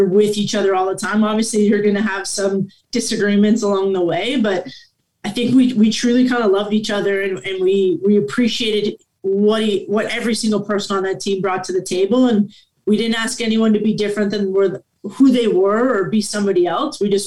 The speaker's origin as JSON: {"language": "English", "town": "Guelph", "region": "Ontario", "country": "Canada", "tie": "born or raised there", "said": "I'm born and raised in Guelph, Ontario, Canada"}